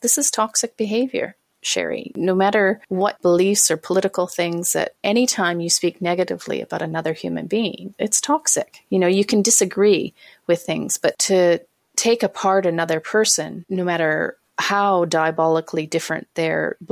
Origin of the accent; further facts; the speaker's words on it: Canada; I'm Canadian. I live in Canada.